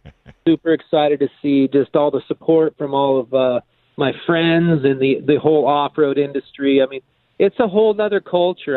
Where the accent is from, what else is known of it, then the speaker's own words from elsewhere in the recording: Escondido, California, United States; also born or lived in Temecula; I grew up in Escondido. I live in Temecula now